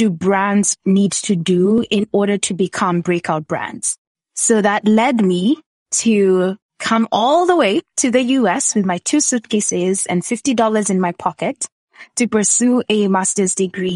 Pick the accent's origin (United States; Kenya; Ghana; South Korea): Kenya; I grew up in Kenya where entrepreneurship was not the norm